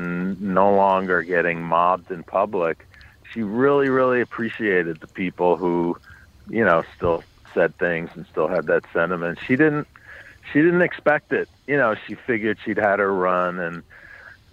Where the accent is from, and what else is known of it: New York City, New York, United States; born or raised there